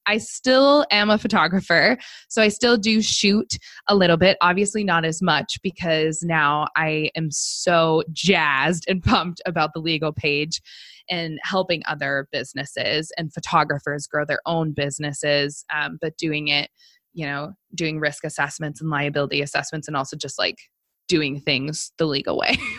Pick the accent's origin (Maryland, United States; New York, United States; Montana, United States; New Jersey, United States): Montana, United States; Missoula; also born or lived in Seattle area, Washington; i went to law school in my hometown of missoula montana